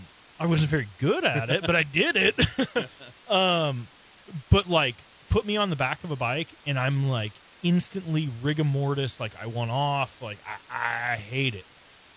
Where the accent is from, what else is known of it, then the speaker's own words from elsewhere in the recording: Scotland, United Kingdom; and like I'm 6'3" ish, and I'm you know, like I'm Scottish, I'm made to work the plow, you know, like I'm a big dude.